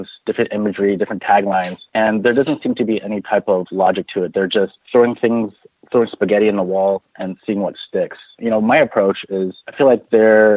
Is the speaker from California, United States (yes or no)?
yes; San Francisco, California, United States; Bay Area local, born and raised in San Francisco